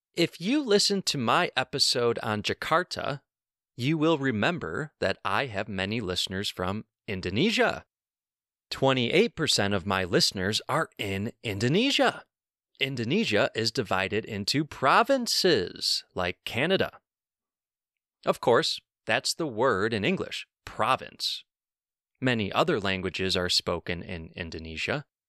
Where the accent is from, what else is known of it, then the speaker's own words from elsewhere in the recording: New York, United States; I was born and raised in New York